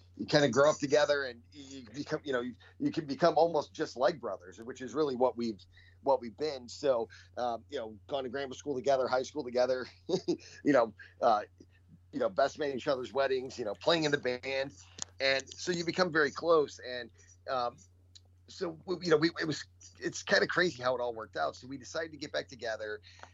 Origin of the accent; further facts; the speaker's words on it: Chicago, Illinois, United States; We grew up in Bridgeport